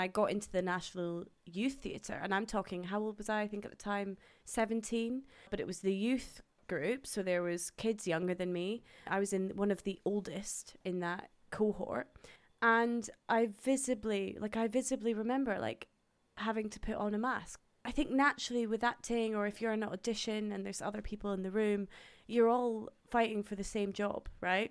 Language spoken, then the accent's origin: English; Dundee, Scotland, United Kingdom; moved away as an adult; also born or lived in Houston, Texas / Birmingham; now in London, United Kingdom; I was born in Houston, Texas, and then I moved over to Dundee in Scotland, where I grew up